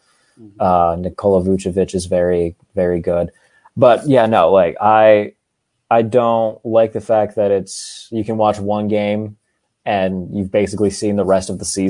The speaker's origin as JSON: {"language": "English", "town": "Pittsburgh", "region": "Pennsylvania", "country": "United States", "said": "I'm from Pittsburgh. I live on the South Side."}